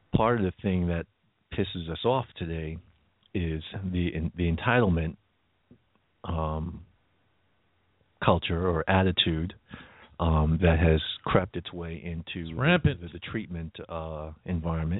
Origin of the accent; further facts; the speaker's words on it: New York, United States; being a New Yorker